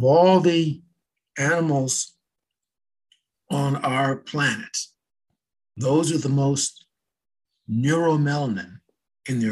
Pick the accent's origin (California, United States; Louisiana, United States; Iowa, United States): California, United States; Los Angeles; when I was in a young kid, growing up in Southern California, in LA, actually